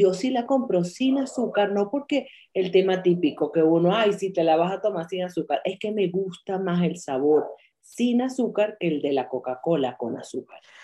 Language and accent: Spanish; Venezuela; moved away as an adult; me fui de Venezuela